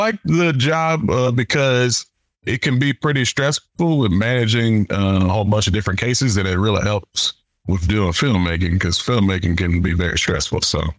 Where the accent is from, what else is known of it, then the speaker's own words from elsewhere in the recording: Chattanooga, Tennessee, United States; also born or lived in Germany; I'm from Chattanooga, Tennessee, even though my father was in the military. So I was born in Germany, lived a little bit of everywhere until he retired when I was 13 years old.